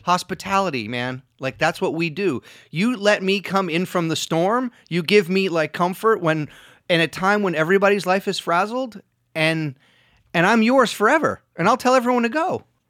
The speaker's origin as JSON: {"language": "English", "town": "New York City", "region": "New York", "country": "United States", "tie": "born or raised there", "also_born_or_lived": "Rhode Island", "said": "I was born in Rhode Island, and I moved to New York when I was about seven"}